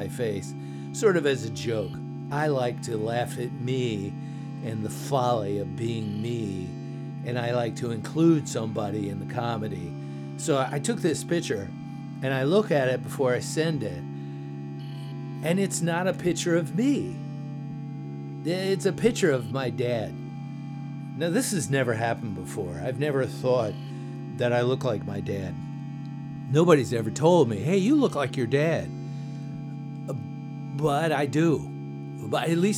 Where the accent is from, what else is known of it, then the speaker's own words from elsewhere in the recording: United States; being American